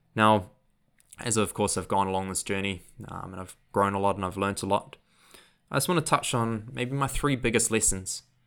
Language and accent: English; Auckland, New Zealand; accent: New Zealand; also born or lived in Queenstown, New Zealand; which is in Auckland, so that's my hometown.